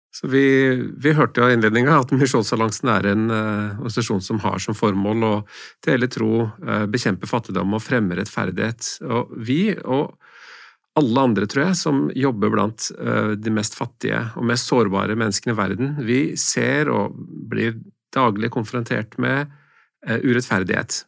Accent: Norway; min velstand som nordmann

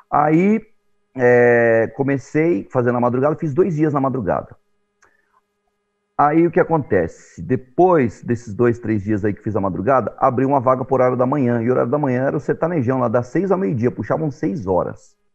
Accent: São Paulo, Brazil; born there; eu sou nascido em São Paulo, mas já, assim, sou frequentador da Baixada, morador da Baixada aqui do, do, do litoral, já há um bom tempo aí, quase 40 anos

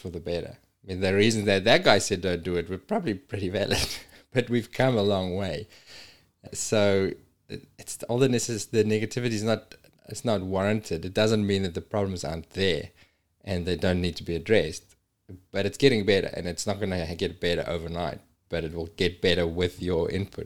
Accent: South Africa; moved away as an adult; my hometown in South Africa

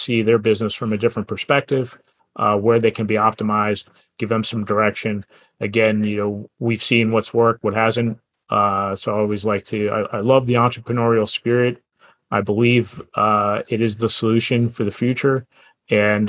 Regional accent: United States; I grew up in the New Jersey, New York area

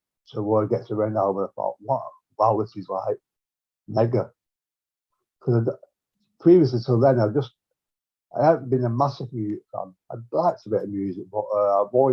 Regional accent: Bolton, North West England, United Kingdom; now in Manchester, United Kingdom; Bolton, yeah, I'm from Bolton

